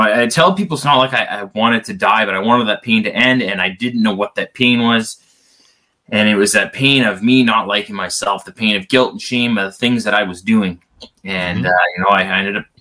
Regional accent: Canada; I am Canadian, as you can probably tell when it says I play hockey

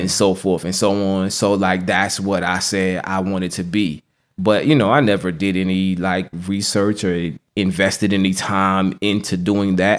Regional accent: Norfolk, Virginia, United States; I was born and raised in Norfolk, Virginia

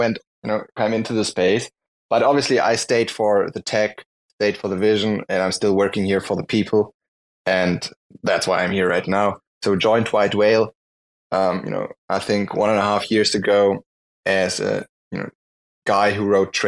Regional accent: Germany; I'm from Germany

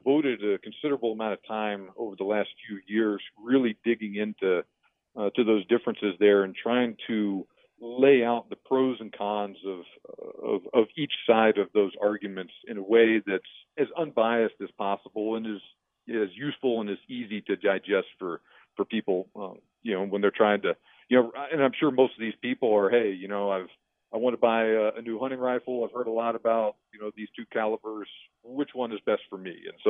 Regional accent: Houston, Texas, United States; now in El Paso, United States; So I'm originally from the Houston area, part of Texas, and I served in the Army for a long time, so I've lived kind of all over the place.

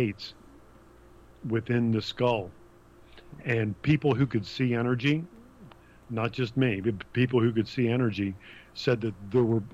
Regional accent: Wilmington, Delaware, United States; I grew up in Wilmington, Delaware.

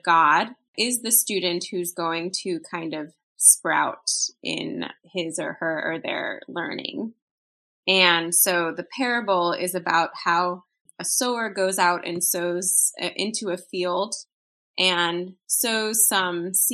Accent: Chicago, Illinois, United States; I grew up in Chicago, Illinois

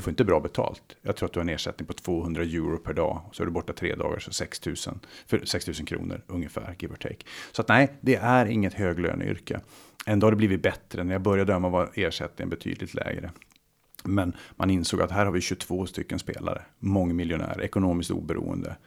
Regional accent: Luleå, Norrbotten County, Sweden; moved away; Jag startade mitt första företag eh, kring 18, i 18 års ålder hemma i Luleå.

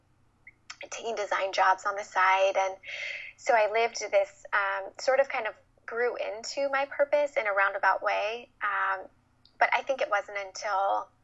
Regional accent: Midwest, United States; moved away as an adult; also born or lived in Los Angeles; I was born and raised in the Midwest

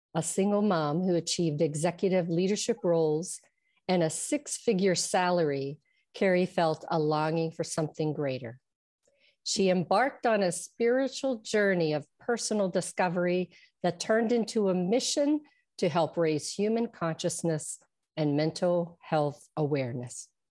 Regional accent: Trafford, Pennsylvania, United States; I am from Trafford, which is near Monroeville

